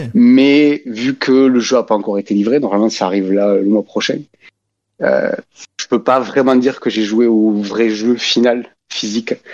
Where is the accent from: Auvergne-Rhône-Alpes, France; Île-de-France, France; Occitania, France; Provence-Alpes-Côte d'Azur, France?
Occitania, France; Albi; Je viens du Tarn, d'Albi